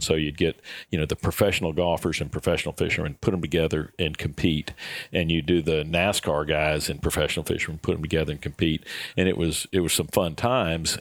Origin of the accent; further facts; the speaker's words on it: Florida, United States; growing up in Florida, my goodness, we got, you know, we got salt water all around